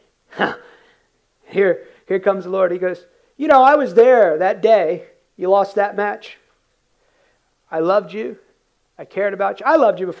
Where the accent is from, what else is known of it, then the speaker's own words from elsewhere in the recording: United States; I came in culturally as an American, worked hard. My dad came to this country in 1969